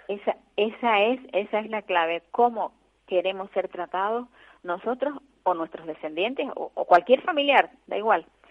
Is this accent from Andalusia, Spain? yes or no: no; Tenerife, Canary Islands, Spain; los que somos tinerfeños